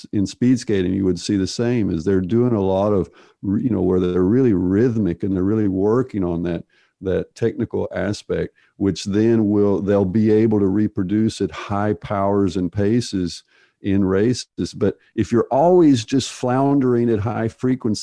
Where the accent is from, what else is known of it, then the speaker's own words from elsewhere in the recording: United States; I'm from the United States